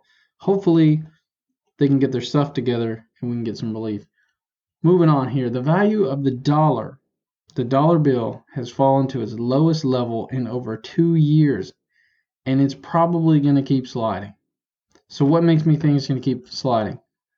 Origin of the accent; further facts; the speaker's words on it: Tennessee, United States; I'm from Tennessee, so this is my first real, like, tropical storm kind of hurricane experience.